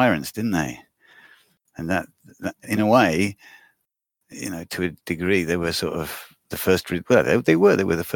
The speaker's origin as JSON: {"language": "English", "town": "Stratford-upon-Avon", "region": "West Midlands", "country": "United Kingdom", "tie": "born or raised there", "moved": "yes", "lives_now": "Düsseldorf, Germany", "said": "I grew up in Stratford-on-Avon in the Midlands"}